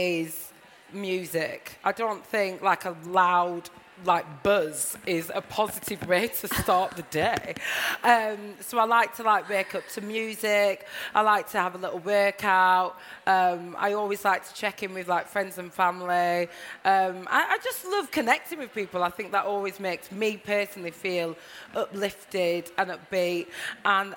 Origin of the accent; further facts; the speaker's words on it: Blackburn, North West England, United Kingdom; moved away as an adult; now in London, United Kingdom; when I was growing up in Blackburn, I felt really, really confident around my family